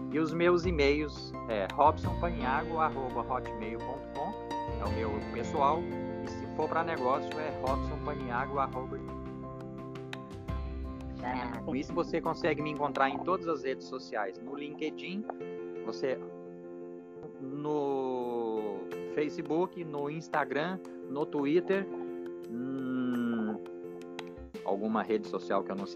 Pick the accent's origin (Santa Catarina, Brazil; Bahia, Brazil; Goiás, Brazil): Goiás, Brazil; Jataí; also born or lived in São Paulo / Curitiba / Brasília / Belo Horizonte; E eu que saí lá de Jataí, Goiás, estou aqui. Já fui morando, já morei em São Paulo, já morei em Curitiba, já morei em Brasília, já morei em Belo Horizonte.